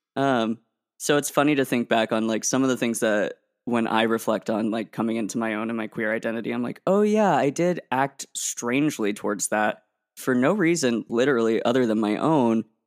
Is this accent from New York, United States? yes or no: no; Portland, Oregon, United States; growing up in the Portland metro area